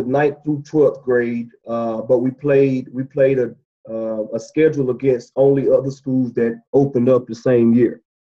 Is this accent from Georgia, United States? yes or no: yes; Dublin, Georgia, United States; also born or lived in Clinton, South Carolina; I'm originally from Dublin, Georgia, middle Georgia area, right below Macon, about 35 minutes from the Macon, Georgia area.